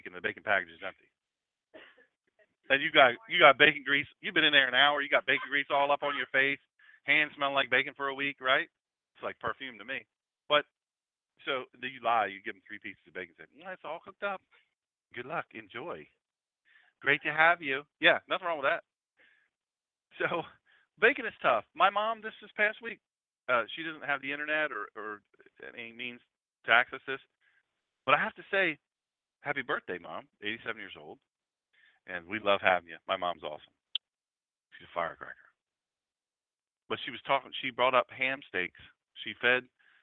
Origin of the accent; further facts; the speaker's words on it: Lewes, Delaware, United States; I'm from Lewis, Delaware, where we eat crabs and clams and oysters. I could pick a crab at 3-4 years old